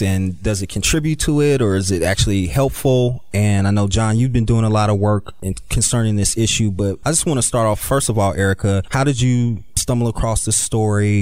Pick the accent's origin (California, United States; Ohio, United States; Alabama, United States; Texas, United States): Ohio, United States; Dayton; I'm originally from Dayton, Ohio